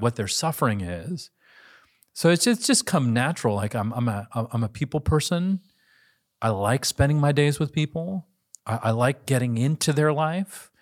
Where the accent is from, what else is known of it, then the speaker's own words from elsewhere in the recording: United States; I'm Asian American